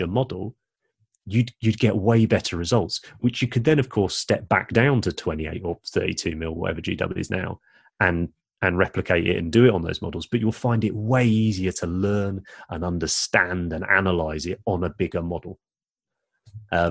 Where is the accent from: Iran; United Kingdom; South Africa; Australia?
United Kingdom; England; we are English